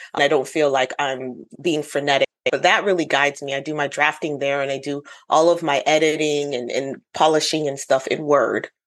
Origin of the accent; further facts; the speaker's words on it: United States; now in South Carolina, United States; I am Ghanaian American.